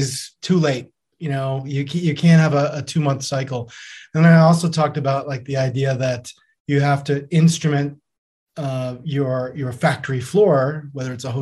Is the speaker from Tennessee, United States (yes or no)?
no; New York, United States; growing up as a New Yorker